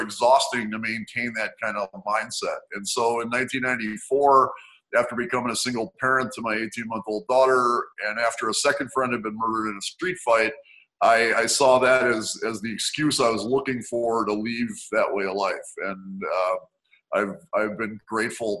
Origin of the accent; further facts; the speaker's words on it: Milwaukee, Wisconsin, United States; I was born and raised in Milwaukee, Wisconsin